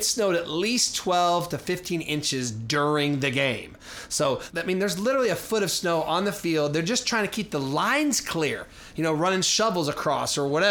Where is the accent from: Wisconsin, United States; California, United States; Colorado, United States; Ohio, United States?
Colorado, United States; Denver; now in Minneapolis, United States; I grew up in Denver